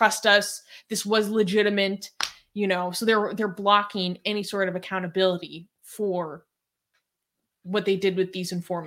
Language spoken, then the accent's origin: English; United States; as an American